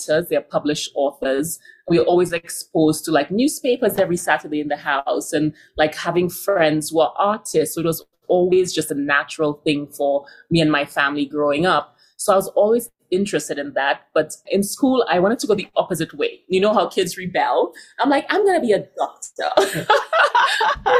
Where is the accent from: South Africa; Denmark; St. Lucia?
St. Lucia; also born or lived in New York / San Francisco / London; now in Denver, United States; that I grew up with in St. Lucia